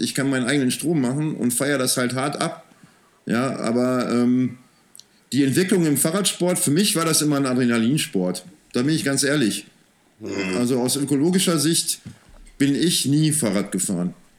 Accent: Soest, North Rhine-Westphalia, Germany; moved away as an adult; also born or lived in Wuppertal; now in Remscheid, Germany; ich bin in Soest aufgewachsen

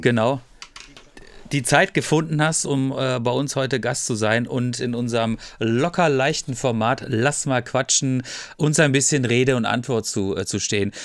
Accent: Freiburg, Baden-Württemberg, Germany; Ich bin 76er Baujahr und ich komme aus Freiburg

